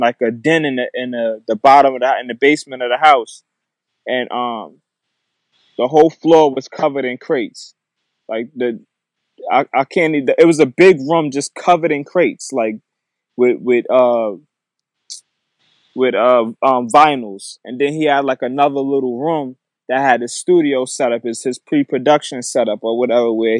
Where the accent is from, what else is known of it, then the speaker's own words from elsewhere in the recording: Mount Vernon, New York, United States; I'm from Mount Vernon, New York